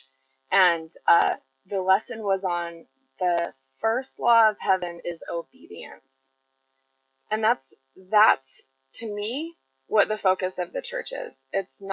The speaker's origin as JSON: {"language": "English", "town": "Salem", "region": "Utah", "country": "United States", "tie": "born or raised there", "said": "I grew up mostly in Utah and in Utah County in a very small town called Salem"}